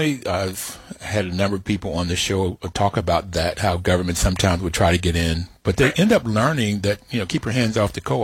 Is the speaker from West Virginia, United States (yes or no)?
yes; West Virginia, United States; growing up in West Virginia